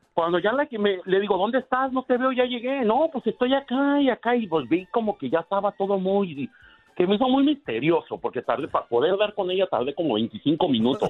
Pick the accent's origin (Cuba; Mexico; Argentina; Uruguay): Mexico; Aguascalientes; que soy de Aguascalientes.